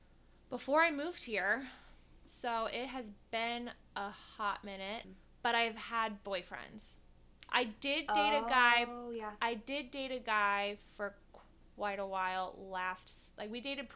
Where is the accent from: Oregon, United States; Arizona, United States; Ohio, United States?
Ohio, United States; Columbus; moved away as an adult; Born and raised in Columbus, Ohio. Moved here almost 3 years ago.